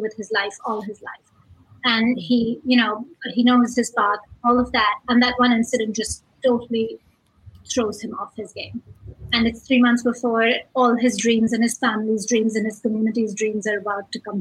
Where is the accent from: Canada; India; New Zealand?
India; moved away as an adult; now in United States; I grew up in India